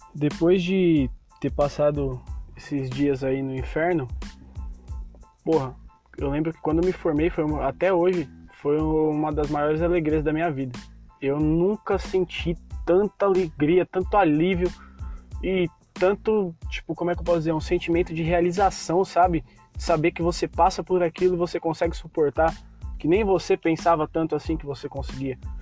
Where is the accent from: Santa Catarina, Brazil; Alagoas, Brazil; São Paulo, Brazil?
São Paulo, Brazil; eu sou de São Paulo